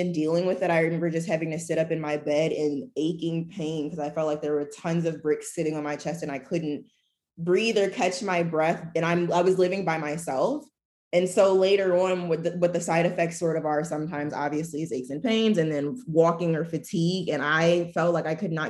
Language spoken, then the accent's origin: English; Michigan, United States; I'm from Michigan